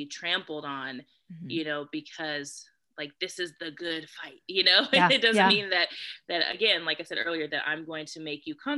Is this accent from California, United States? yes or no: yes; California, United States; I'm from California